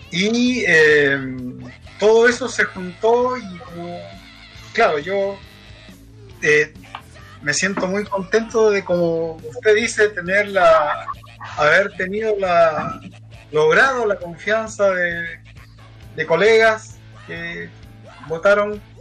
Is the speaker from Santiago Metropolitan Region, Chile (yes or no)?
no; Antofagasta, Chile; quizás yo soy una persona nacida, estudiado, vivido, casado. Eh, soy antofagastino 100%.